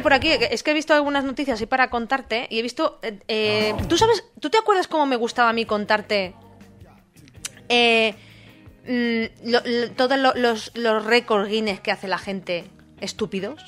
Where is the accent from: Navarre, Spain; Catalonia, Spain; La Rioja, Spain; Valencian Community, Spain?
Valencian Community, Spain; Alicante; now in Pamplona, Spain; yo vengo de Alicante